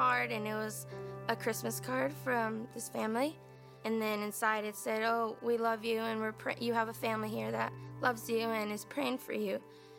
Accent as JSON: {"language": "English", "country": "Mexico", "tie": "born or raised there", "also_born_or_lived": "San Antonio, Texas, United States", "said": "my mom decided to move us to Mexico, where we lived with her side of the family"}